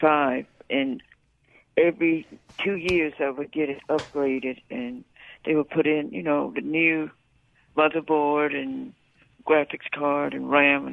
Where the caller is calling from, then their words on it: Port Gibson, Mississippi, United States; Yes, I'm calling from Port Gibson.